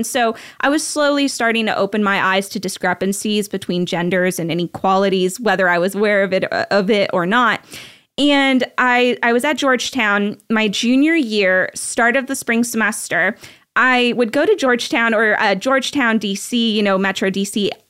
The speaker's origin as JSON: {"language": "English", "country": "Belgium", "tie": "born there", "said": "I grew up overseas, actually. So I grew up everywhere. My mom is Belgian. So I was born in Belgium and my dad's American."}